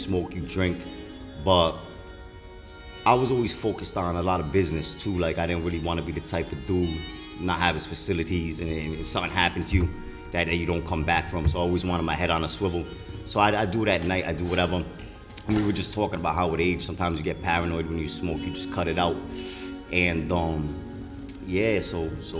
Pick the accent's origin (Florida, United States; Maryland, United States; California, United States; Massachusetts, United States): Massachusetts, United States; Fall River; I'm from, the South Coast